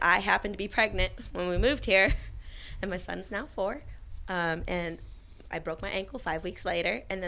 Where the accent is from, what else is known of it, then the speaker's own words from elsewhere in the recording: Idaho, United States; also born or lived in Hawaii; now in Clarksville, United States; I'm at Idaho, just a little bit north of Boise.